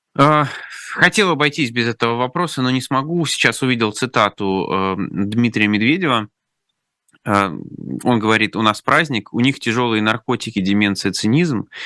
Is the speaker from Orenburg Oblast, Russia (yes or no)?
yes; Orenburg, Orenburg Oblast, Russia; я из Оренбурга, у нас там, знаете, «Газпром» — это больше, чем, чем просто да, предприятие